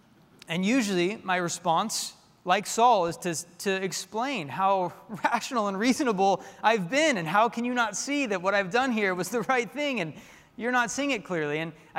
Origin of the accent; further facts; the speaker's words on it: Tulsa, Oklahoma, United States; I grew up in Tulsa as a little kid. And I remember going downtown where my dad worked. He worked in the tallest building in downtown Tulsa.